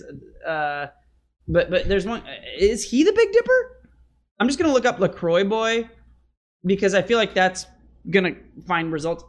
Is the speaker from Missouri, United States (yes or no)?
yes; St. Charles, Missouri, United States; I'm from St. Charles